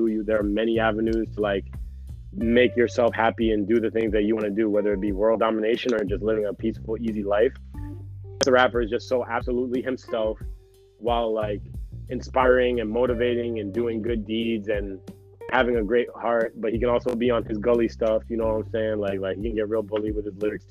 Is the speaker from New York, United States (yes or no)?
yes; New York City, New York, United States; I grew up in Harlem when it was like still pretty rough